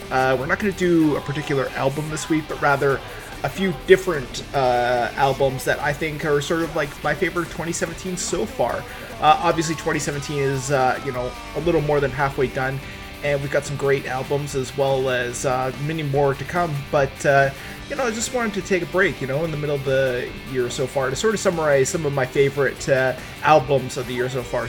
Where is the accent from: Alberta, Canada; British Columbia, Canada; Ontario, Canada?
British Columbia, Canada; Vancouver; I'm from Vancouver